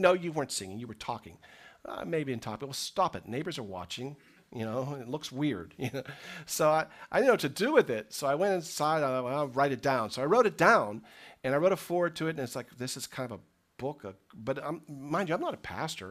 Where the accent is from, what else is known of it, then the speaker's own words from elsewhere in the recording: United States; I'm an American Christian